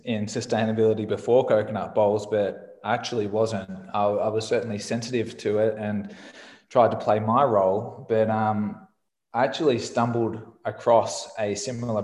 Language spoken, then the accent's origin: English; Australia; I'm Australian, which you can probably tell from my voice.